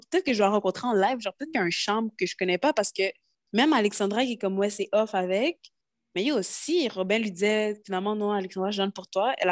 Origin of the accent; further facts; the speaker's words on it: Quebec, Canada; je suis québécoise